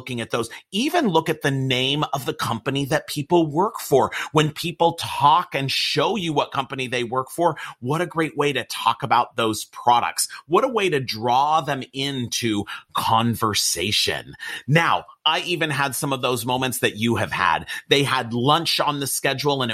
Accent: Los Angeles, California, United States; I'm from Los Angeles, California

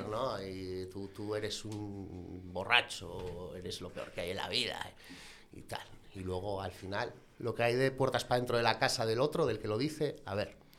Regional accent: Gijón, Asturias, Spain; soy un gijonés de 33 años

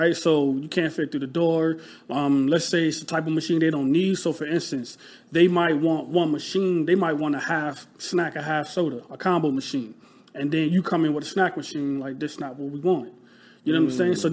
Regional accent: Rochester, New York, United States; moved away as an adult; now in Philadelphia, United States; I'm from Rochester, New York. So upstate New York, like a small city

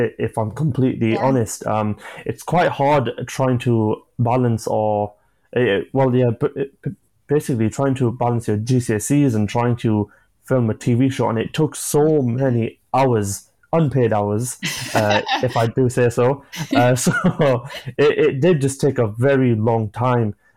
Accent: Yorkshire and the Humber, United Kingdom; I'm from Yorkshire

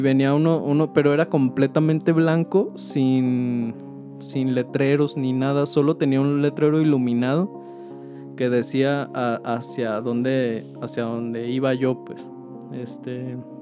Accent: Guadalajara, Jalisco, Mexico; acá de, donde somos, de Guadalajara

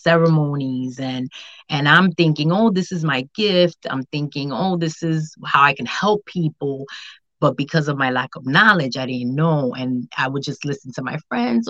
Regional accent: Dominican Republic; also born or lived in Haiti; I'm from the Dominican Republic and my family's also from Haiti.

